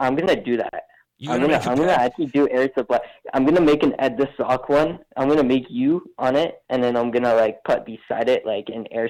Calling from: Mississauga, Ontario, Canada

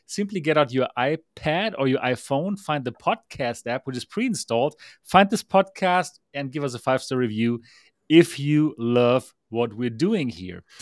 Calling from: Taipei, Taiwan; I am the founder of MRTV and the host of the Next Dimension podcast. I'm here live from Taipei, Taiwan, where it is now like four o'clock in the morning

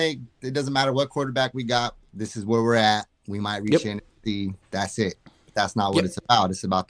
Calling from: Fresno, California, United States; Fresno, California, my friend.

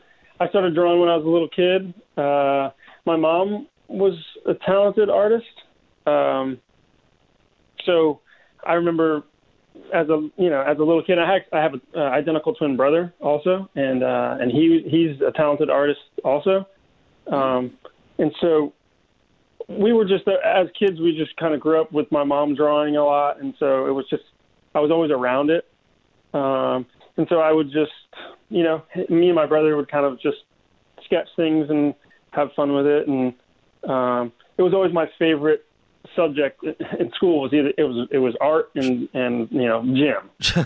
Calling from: Florida, United States; I'm calling from Florida, yep

